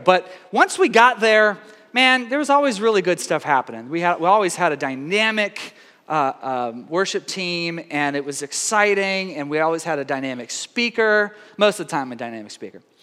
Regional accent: Tyler, Texas, United States; I spent my whole growing up from age four to 18 in uh, Tyler, Texas

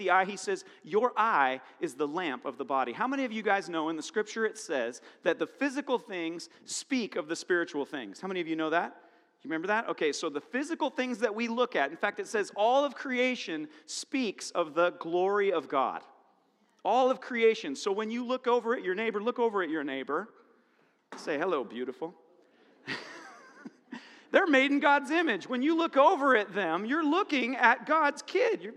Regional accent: Cedarville, United States; I'm from Cedarville

